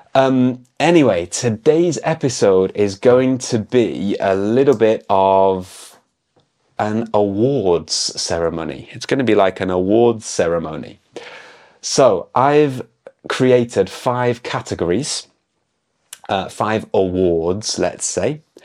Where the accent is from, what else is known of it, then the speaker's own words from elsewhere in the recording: United Kingdom; moved away; I'm an English teacher from the UK